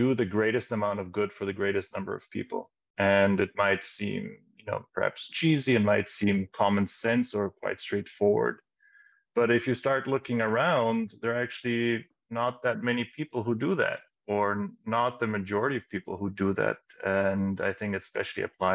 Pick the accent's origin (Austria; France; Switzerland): Austria; also born or lived in Netherlands; So I was born in the Netherlands, grew up in Austria, and have also other ethnic backgrounds